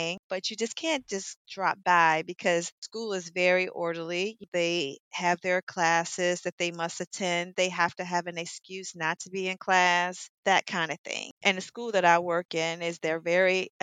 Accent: Washington, District of Columbia, United States; I'm a native from Washington.

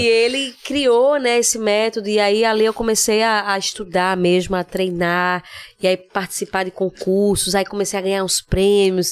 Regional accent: Recife, Pernambuco, Brazil; moved away as an adult; also born or lived in São Paulo; eu morei no Cordeiro, eu cresci a infância inteira no Eita, Cordeiro

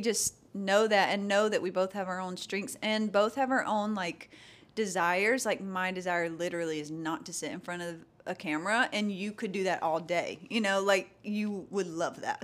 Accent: LaGrange, Georgia, United States; I was born and raised small town

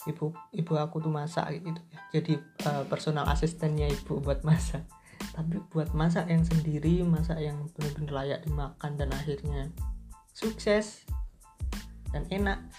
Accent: Tulungagung, East Java, Indonesia; waktu balik ke Tulungagung ke kota asalku itu disuruh buat stay dua minggu di kontrakan dulu

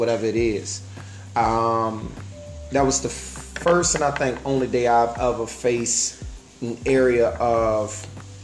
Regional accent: Fort Lauderdale, Florida, United States; I was born and raised down here in South Florida, in Fort Lauderdale, Florida

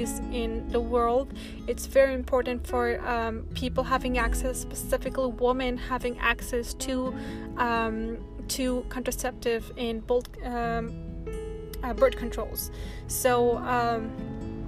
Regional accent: Afghanistan; moved away; I'm originally from Afghanistan. I grew up there

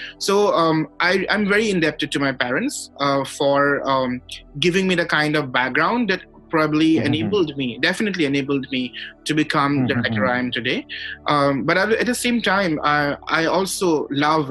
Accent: Guwahati, Assam, India; we are both from Guwahati

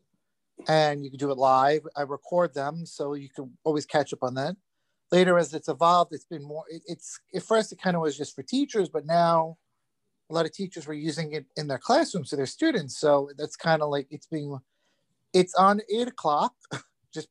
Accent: Long Island, New York, United States; also born or lived in Queens, New York; I was born in Queens, grew up in Long Island.

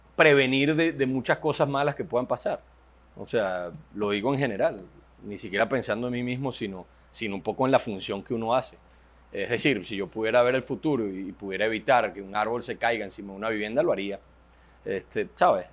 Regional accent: Venezuela; somos, somos, jóvenes venezolanos que lo único que estamos trabajando para que el país cambie

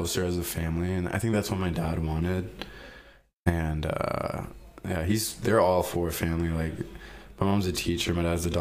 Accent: Kentucky, United States; also born or lived in Colombo, Sri Lanka / Brooklyn, New York / Arizona; then we moved to Kentucky in 2004

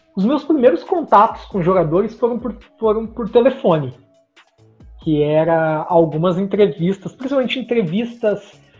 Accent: Bela Vista do Paraíso, Paraná, Brazil; Eu sou de uma cidadezinha do interior do Paraná, que chama Bela Vista do Paraíso

